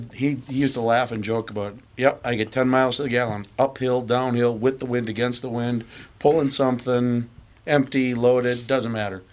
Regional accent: River Falls, Wisconsin, United States; I grew up in western Wisconsin, River Falls.

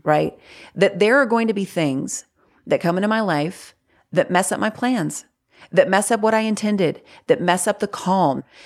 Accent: North Carolina, United States; I grew up in the South. Like, I live in North Carolina. I've lived here my whole life

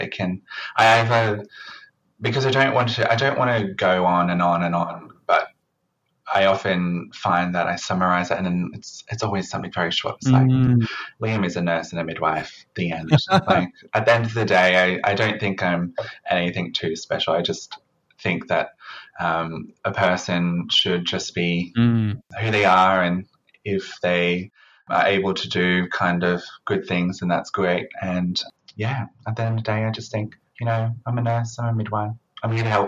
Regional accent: Queensland, Australia; moved away; I was originally from Queensland, and doing a double degree wasn't very common up there.

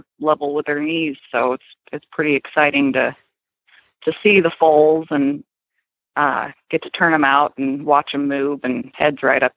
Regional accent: California, United States; moved away; growing up in California

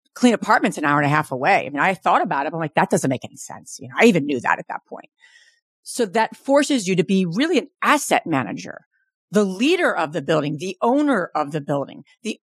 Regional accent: New Jersey, United States; born and raised in New Jersey, Jersey girl.

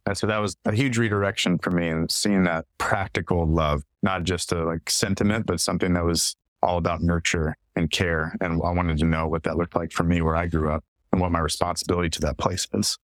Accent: East Tennessee, United States; moved away as an adult; also born or lived in Israel and Palestine / Mozambique; now in Shenandoah Valley, Virginia, United States; I grew up in East Tennessee in the Appalachian Mountains, Central Appalachia, but I've been here kind of in the hinterlands of the Ridge and Valley subsection of the Great Appalachian Valley for a little over 10 years

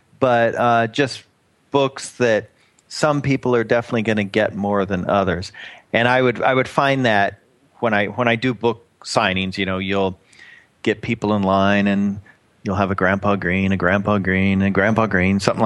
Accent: Oklahoma, United States; moved away; my old stomping grounds where I was born in Oklahoma

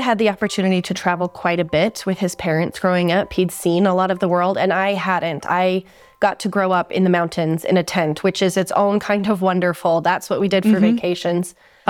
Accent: Salt Lake City, Utah, United States; moved away as an adult; also born or lived in Boise, Idaho / Changchun, China; I was born and raised in Salt Lake City, and so was he. I had a couple adventurous years in Boise, Idaho, and that was the entirety of my life experience up until then.

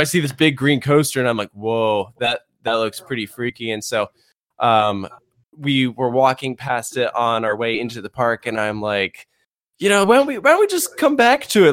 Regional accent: Virginia, United States; I'm from Virginia

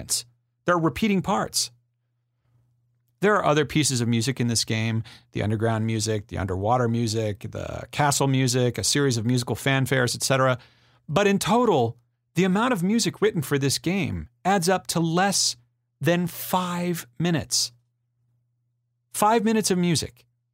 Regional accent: Vacaville, California, United States; my hometown of Vacaville, California

